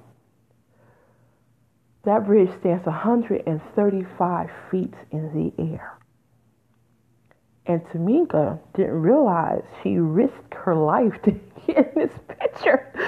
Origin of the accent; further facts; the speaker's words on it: Detroit, Michigan, United States; moved away; I'm originally from Detroit, Michigan, which is 10 minutes from Windsor, Canada.